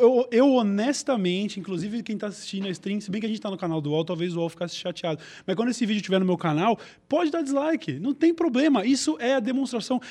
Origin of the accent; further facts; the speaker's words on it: Brazil; eu é sou do Brasil